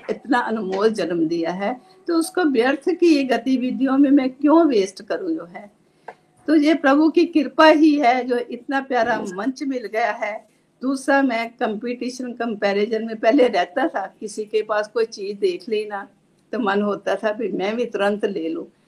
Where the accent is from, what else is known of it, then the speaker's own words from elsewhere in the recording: Pathankot, Punjab, India; now in Chandigarh, India; चंडीगढ़ से हूँ बेसिकली मैं जो है पठानकोट से हूँ